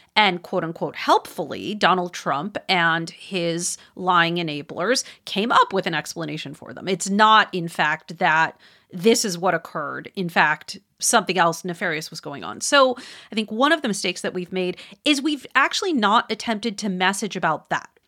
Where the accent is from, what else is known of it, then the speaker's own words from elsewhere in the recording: Wisconsin, United States; moved away; I don't live there anymore, but I'm from there, Wisconsin